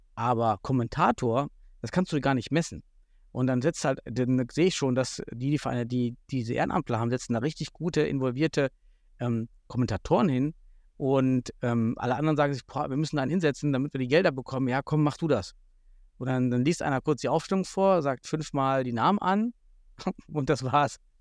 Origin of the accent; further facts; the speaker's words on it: Southern Thuringia, Germany; moved away; ich bin aus Südthüringen